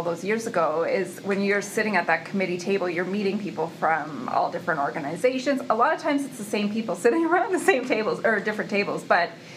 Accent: Truro, Nova Scotia, Canada; I'm from Truro

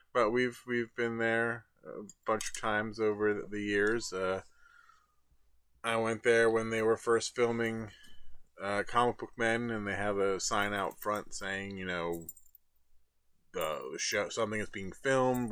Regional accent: Trenton, New Jersey, United States; I was from Trenton

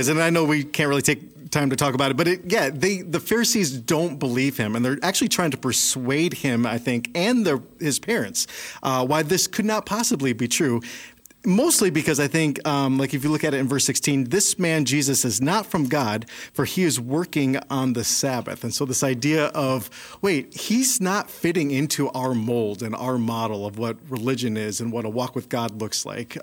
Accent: Chicago, Illinois, United States; growing up in Chicago, we don't really have a lot of sheep

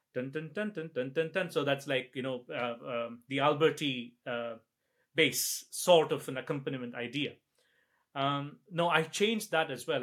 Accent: India; now in Scotland, United Kingdom; I'm from India

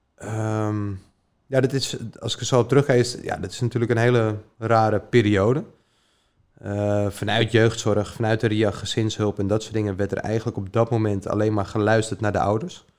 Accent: Diemen, North Holland, Netherlands; ik ben opgegroeid in Diemen, samen bij mijn moeder thuis

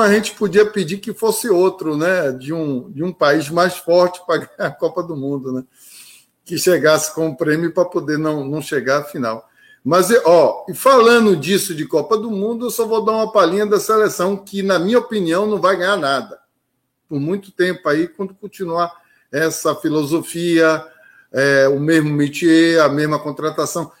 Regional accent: Bahia, Brazil; como, como um bom baiano

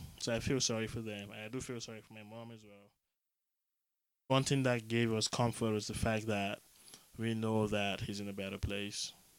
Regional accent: southeastern Nigeria, Nigeria; So I'm from the Efik tribe, southeastern Nigeria.

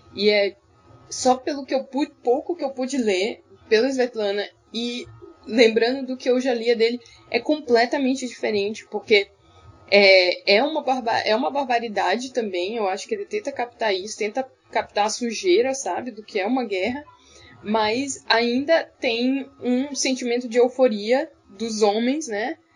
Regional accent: Northeast Region, Brazil; eu que, que sou do Nordeste

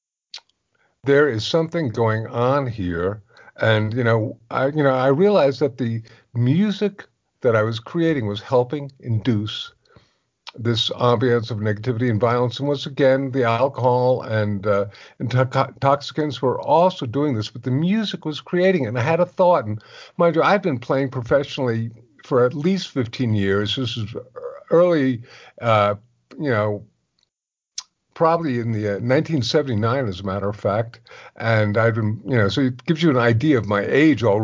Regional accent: West Orange, New Jersey, United States; moved away; also born or lived in New York City; West Orange, but I was born in New York

